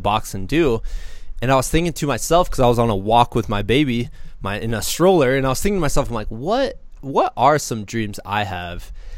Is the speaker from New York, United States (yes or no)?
no; Muscatine, Iowa, United States; moved away as an adult; now in Colorado, United States; I'm from Muscatine